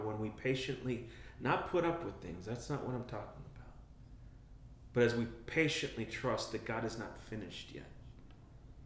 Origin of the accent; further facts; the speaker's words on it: Minneapolis, Minnesota, United States; I grew up in North Minneapolis